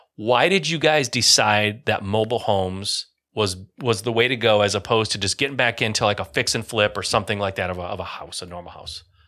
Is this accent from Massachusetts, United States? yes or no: no; Michigan, United States; I grew up in Michigan in an area where, yeah, there was a negative connotation